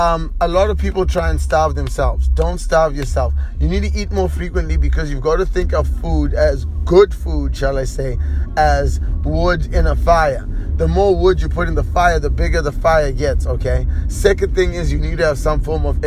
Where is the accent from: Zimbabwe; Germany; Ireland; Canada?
Zimbabwe; I am from Zimbabwe